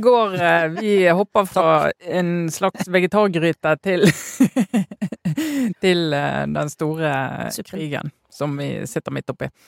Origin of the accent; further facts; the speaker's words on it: Western Norway, Norway; som vestlending